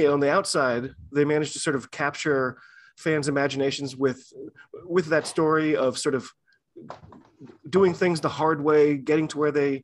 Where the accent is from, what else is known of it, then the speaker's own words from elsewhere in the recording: United States; I'm an American rugby fan